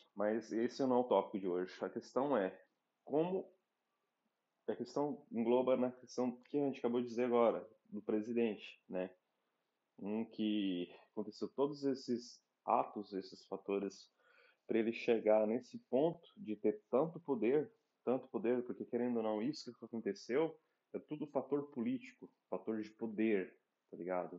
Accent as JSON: {"language": "Portuguese", "country": "Brazil", "moved": "yes", "said": "sendo brasileiro num país"}